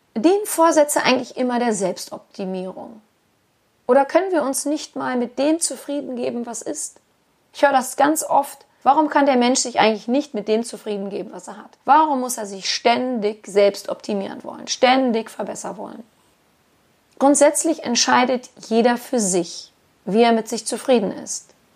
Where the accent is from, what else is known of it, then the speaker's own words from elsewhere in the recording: Germany; bei uns in Deutschland